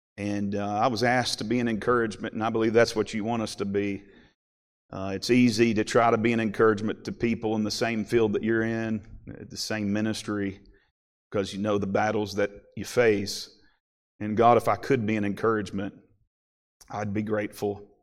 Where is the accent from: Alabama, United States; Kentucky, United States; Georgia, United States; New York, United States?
Kentucky, United States; moved away as an adult; now in Ohio, United States; I grew up in Kentucky